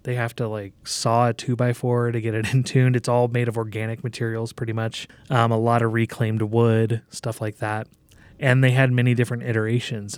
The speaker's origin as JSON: {"language": "English", "town": "Omaha", "region": "Nebraska", "country": "United States", "tie": "born or raised there", "said": "here in Omaha, in my hometown"}